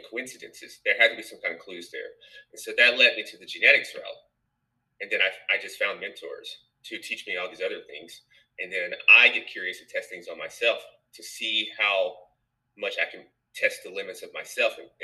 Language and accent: English; Nashville, Tennessee, United States; moved away as an adult; also born or lived in New York; I'm from Nashville, Tennessee.